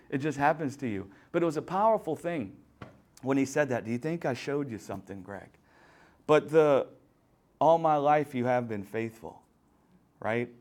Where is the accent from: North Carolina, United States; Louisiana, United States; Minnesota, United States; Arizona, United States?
Louisiana, United States; I'm from Louisiana, deep down south